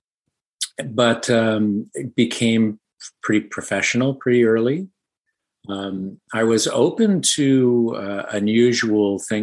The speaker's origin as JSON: {"language": "English", "town": "San Diego", "region": "California", "country": "United States", "tie": "born or raised there", "also_born_or_lived": "New York City", "moved": "as an adult", "lives_now": "Southern California, United States", "said": "I was born in San Diego, California, on the outskirts of town, and raised in kind of a difficult situation"}